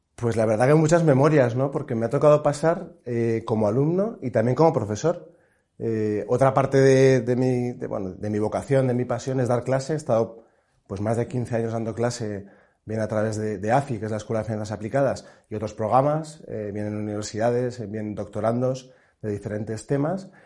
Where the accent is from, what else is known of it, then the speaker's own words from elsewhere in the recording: Pamplona, Navarre, Spain; now in Madrid, Spain; yo soy de Pamplona, soy navarro